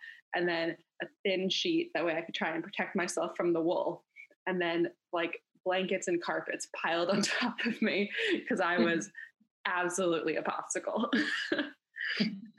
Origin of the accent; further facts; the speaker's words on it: Canada; I grew up in Canada.